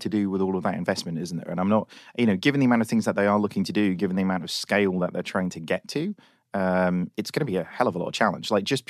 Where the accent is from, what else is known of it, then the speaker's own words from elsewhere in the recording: United Kingdom; Look, we're British, okay?